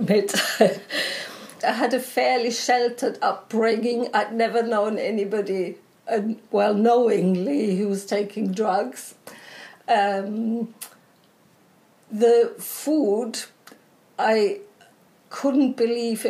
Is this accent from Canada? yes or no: no; Munich, Bavaria, Germany; English is a second language; moved away as an adult; also born or lived in Edinburgh, United Kingdom; now in London, United Kingdom; I was born in Munich in 1965